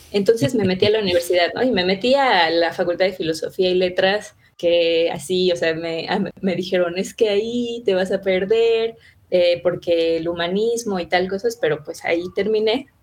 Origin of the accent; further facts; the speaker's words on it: Mexico City, Mexico; yo vivo en Ciudad de México, nací en Ciudad de México, crecí en Ciudad de México